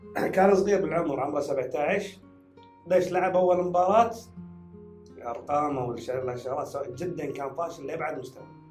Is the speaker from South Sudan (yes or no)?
no; Kuwait